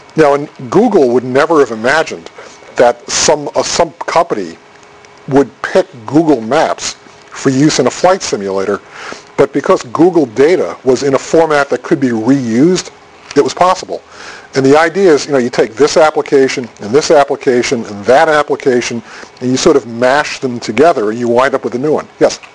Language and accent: English; Boston, Massachusetts, United States; I'm from Boston